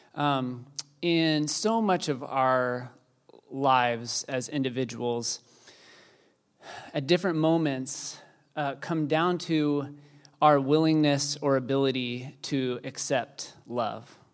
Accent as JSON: {"language": "English", "region": "Texas", "country": "United States", "said": "I am Texan"}